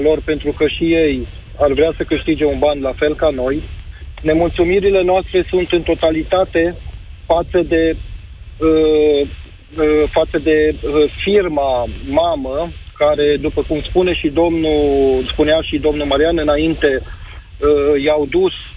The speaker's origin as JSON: {"language": "Romanian", "town": "Timișoara", "region": "Timiș County", "country": "Romania", "said": "eu sunt din Timișoara, un taximetrist"}